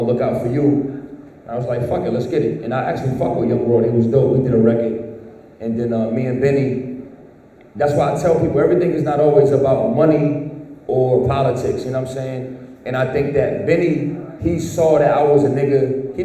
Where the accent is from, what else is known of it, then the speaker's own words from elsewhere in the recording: New York City, New York, United States; moved away; I'm from the Bronx